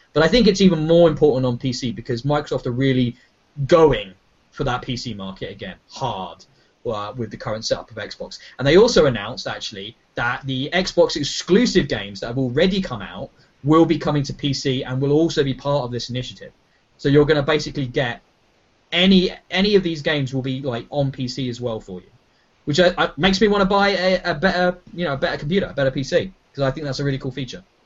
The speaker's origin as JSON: {"language": "English", "country": "United Kingdom", "said": "we're British"}